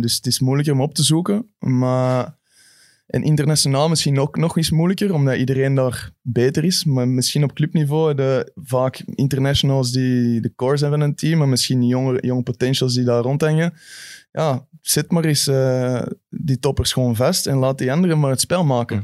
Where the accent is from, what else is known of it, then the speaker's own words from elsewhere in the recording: Belgium; als Belg